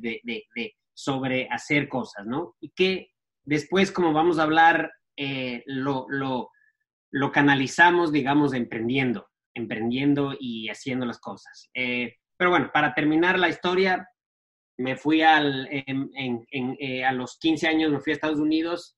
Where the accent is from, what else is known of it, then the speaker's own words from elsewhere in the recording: Ecuador; soy un em, ecuatoriano de 40 años. Em, eh, nací, en, Ecuador y estudié en, un colegio ah, americano